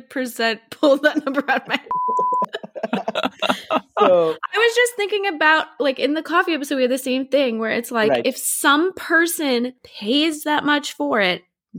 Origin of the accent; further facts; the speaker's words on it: United States; Because we're American.